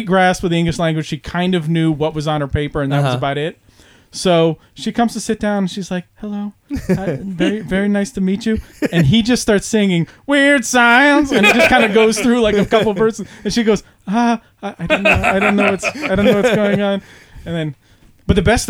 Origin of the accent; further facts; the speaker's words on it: Palmer, Pennsylvania, United States; I grew up in Palmer